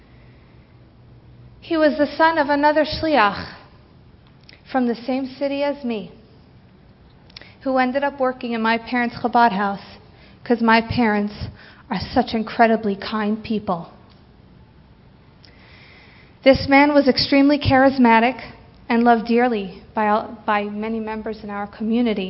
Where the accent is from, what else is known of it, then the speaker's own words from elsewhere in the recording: Santa Monica, California, United States; I grew up on Shluchas here in Santa Monica with my amazing parents and wonderful siblings